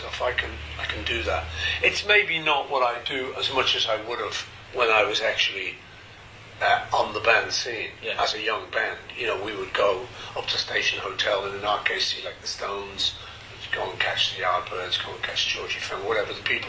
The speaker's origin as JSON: {"language": "English", "town": "Liverpool", "region": "North West England", "country": "United Kingdom", "said": "I'm from Liverpool"}